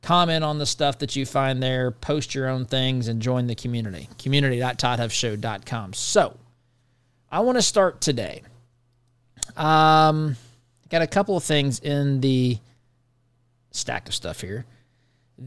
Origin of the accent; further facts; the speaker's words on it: United States; by being American